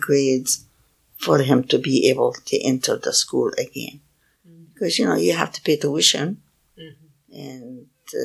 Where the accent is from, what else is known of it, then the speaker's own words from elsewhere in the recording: Palestine; now in United States; I told her I was Palestinian